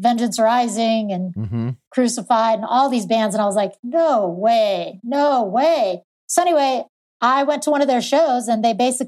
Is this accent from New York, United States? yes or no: no; Pierce, Colorado, United States